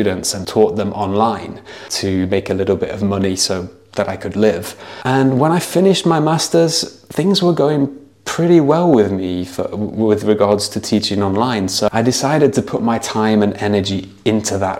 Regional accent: Nottingham, East Midlands, United Kingdom; moved away as an adult; also born or lived in China; I'm an English teacher from Nottingham in the UK.

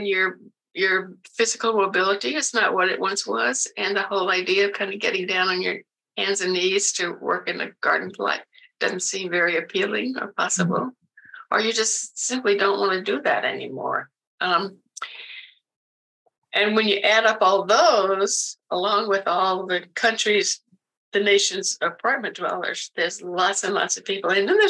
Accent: the South, United States; I mean, I grew up in the South and I still visit relatives every once in a while.

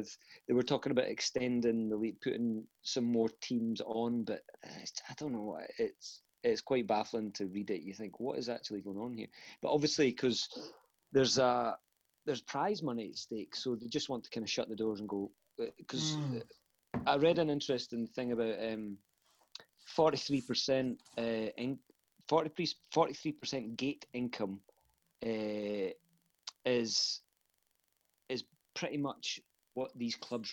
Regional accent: Falkirk, Scotland, United Kingdom; I come from Falkirk. It's kind of like in between Glasgow and Edinburgh, and grew up a Falkirk fan

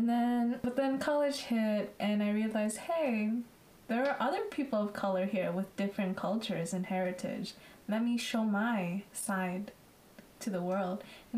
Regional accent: Massachusetts, United States; born or raised there

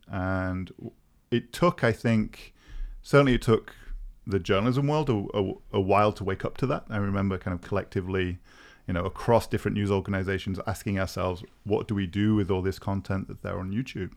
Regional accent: United Kingdom; also born or lived in Cambridge; now in Berlin, Germany; I'm a Brit who is, uh, based in Berlin

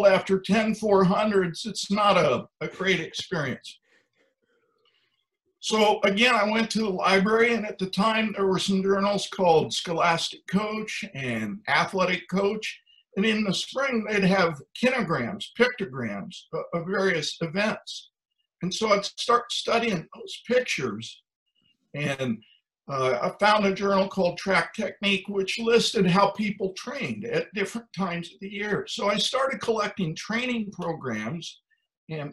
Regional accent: Ohio, United States; I grew up in Ohio on a farm

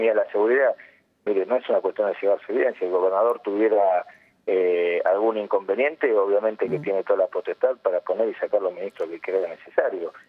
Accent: Buenos Aires Province, Argentina; los bonaerenses

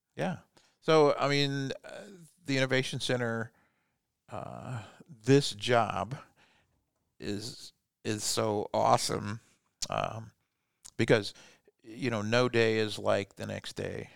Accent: Fort Wayne, Indiana, United States; also born or lived in Germany; I was born in Germany a long time ago and moved here when I was four years old into Fort Wayne and stayed here my whole life

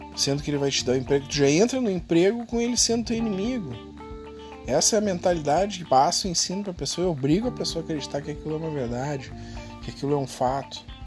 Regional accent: Rio Grande do Sul, Brazil; eu sou gaúcho aqui

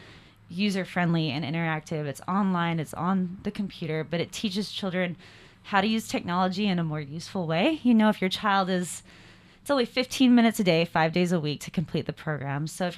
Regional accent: Salt Lake City, Utah, United States; I am. I'm from Salt Lake City, Utah. That's where we are.

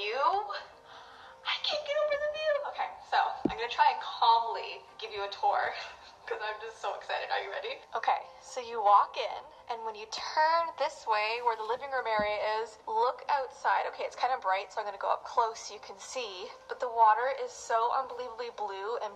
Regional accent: Canada; we're Canadian

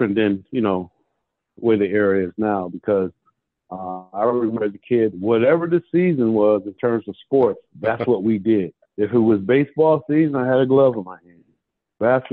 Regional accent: Detroit, Michigan, United States; also born or lived in New York; Born and raised in Detroit, so was my mom

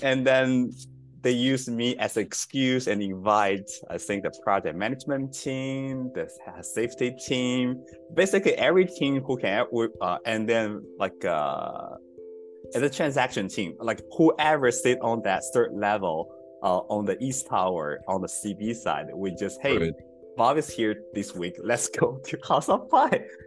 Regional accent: China; moved away; also born or lived in Woodlands, Texas; how I grew up in China

